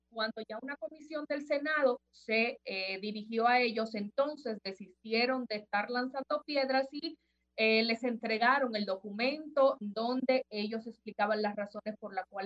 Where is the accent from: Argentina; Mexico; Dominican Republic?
Dominican Republic; como dominicanos nosotros nos manejemos y hagamos los pedimentos de las cosas que necesitamos